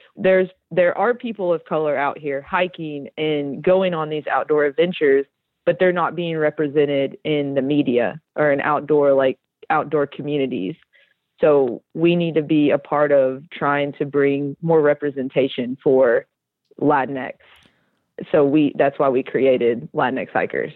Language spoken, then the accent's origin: English; Tennessee, United States; now in Georgia, United States; I grew up in Tennessee, and my mom is from Tennessee and my dad is from Mexico.